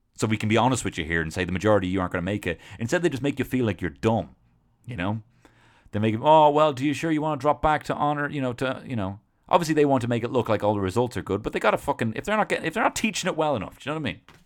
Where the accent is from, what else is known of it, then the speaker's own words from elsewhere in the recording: Dublin, Leinster, Ireland; I'm from Dublin.